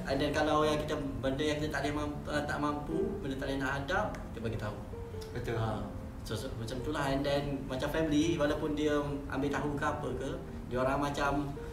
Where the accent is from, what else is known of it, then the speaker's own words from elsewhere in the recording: Kelantan, Malaysia; saya dari Kelantan